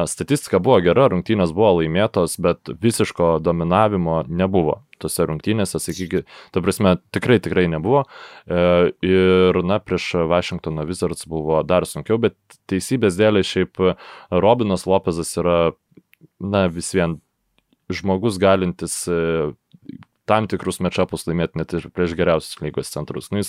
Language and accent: Lithuanian; Lithuania